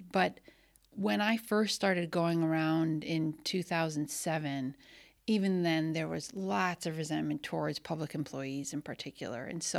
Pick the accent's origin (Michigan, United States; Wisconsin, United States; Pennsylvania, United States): Wisconsin, United States; I naively, growing up in the Milwaukee suburbs or just beyond, didn't really know that existed.